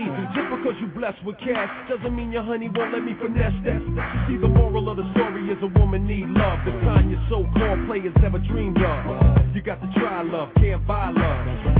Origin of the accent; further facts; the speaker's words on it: Queens, New York, United States; I'm from Queens.